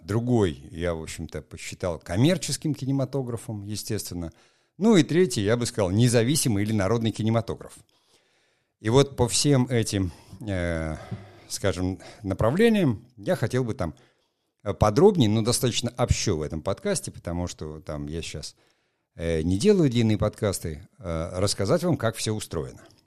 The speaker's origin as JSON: {"language": "Russian", "town": "Murmansk", "region": "Murmansk Oblast", "country": "Russia", "said": "я сам из Мурманска, прекрасно знаю, там первая моя съемка на мурманском телевидении состоялась"}